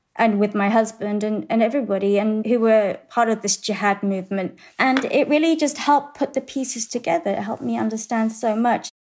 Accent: England, United Kingdom; moved away as an adult; now in Texas, United States; I grew up in England

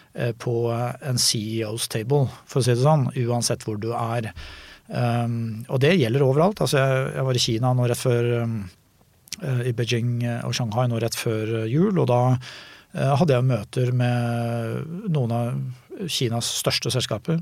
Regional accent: Norway; jeg kommer fra Norge

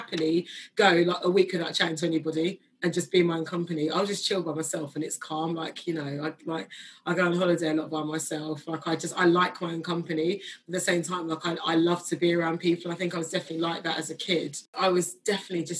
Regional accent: Kingston upon Thames, London, United Kingdom; my parents like kind of darted around South London before they actually settled like a little bit further out in Kingston.

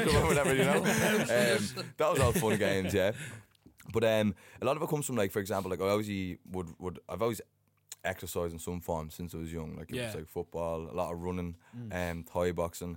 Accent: Dublin, Leinster, Ireland; also born or lived in Tallaght, Dublin; Originally. We lived in Springfield and Tallaght for 4 years and we moved to Rathfarnham

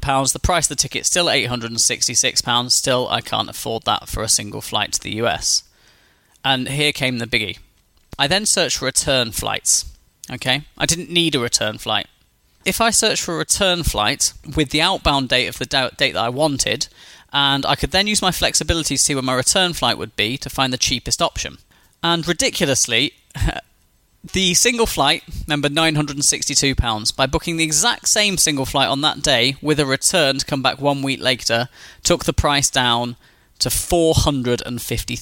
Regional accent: Newcastle upon Tyne, North East England, United Kingdom; my hometown of Newcastle in the United Kingdom

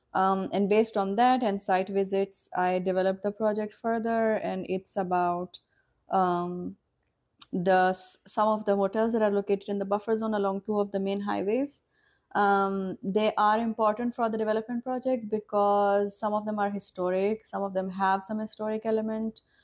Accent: northern Pakistan, Pakistan; also born or lived in Vienna, Austria; from Pakistan, from north of Pakistan

